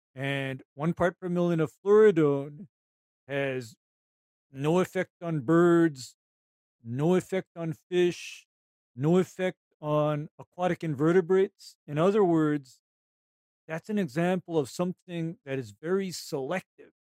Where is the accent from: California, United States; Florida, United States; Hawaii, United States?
Hawaii, United States; Honolulu; I, am from Honolulu